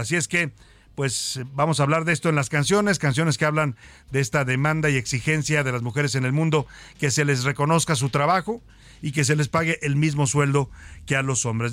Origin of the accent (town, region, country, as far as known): Mexico